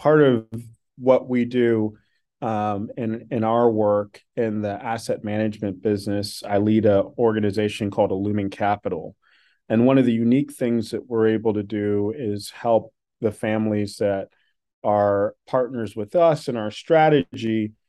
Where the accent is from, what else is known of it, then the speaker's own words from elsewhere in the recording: Washington, District of Columbia, United States; I grew up in Washington, D.C.